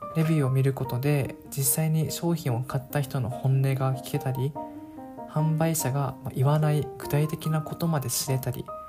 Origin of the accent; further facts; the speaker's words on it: Okinawa, Japan; moved away; 僕の場合地元が沖縄であと当時沖縄に帰っていました